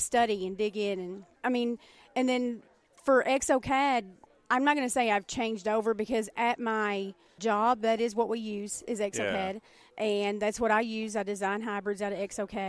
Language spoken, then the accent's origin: English; the South, United States; accent: southern; my southern accent